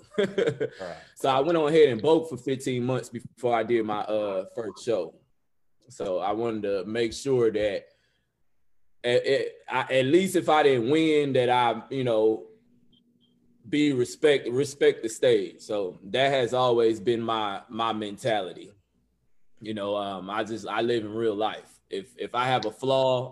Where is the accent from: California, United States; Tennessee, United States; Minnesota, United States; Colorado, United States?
California, United States; Los Angeles; moved away as an adult; now in Texas, United States; I'm from West Los Angeles